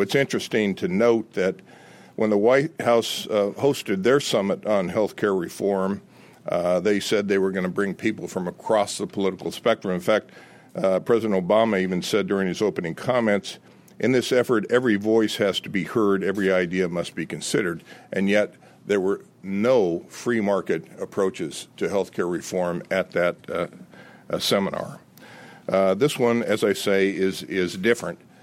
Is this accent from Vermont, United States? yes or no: no; Los Angeles, California, United States; now in Virginia, United States; I grew up in Los Angeles uh, in the 50s